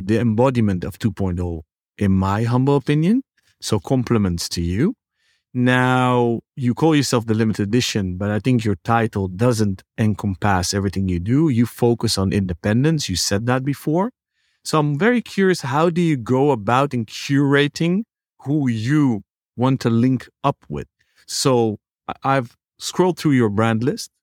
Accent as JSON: {"language": "English", "country": "Netherlands", "tie": "born or raised there", "said": "growing up in the Netherlands"}